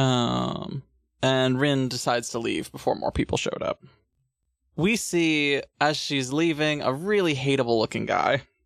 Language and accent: English; United States; I'm American